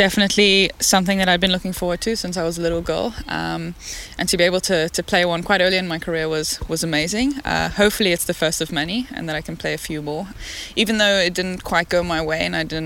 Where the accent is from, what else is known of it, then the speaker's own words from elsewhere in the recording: Cape Town, Western Cape, South Africa; I come from Bloburg in Cape Town. So we live on the beach, Molniton side, very nice, sunny. I went to school in Parklands College.